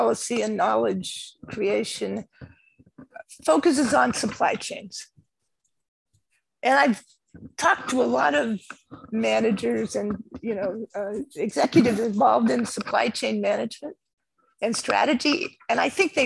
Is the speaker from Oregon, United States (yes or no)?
no; near Berkeley, California, United States; I grew up not in Berkeley, but right next to Berkeley